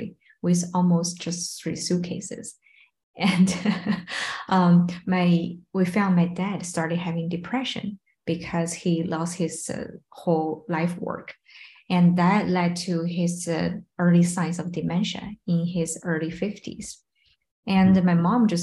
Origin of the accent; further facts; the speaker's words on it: Beijing, China; also born or lived in Shanghai; born in Shanghai, grew up in Beijing